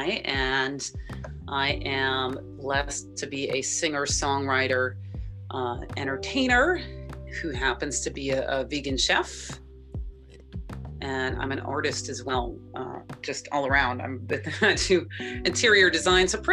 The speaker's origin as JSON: {"language": "English", "town": "Berkeley", "region": "California", "country": "United States", "tie": "born or raised there", "said": "I'm from the Bay Area, San Francisco Bay Area, born and raised"}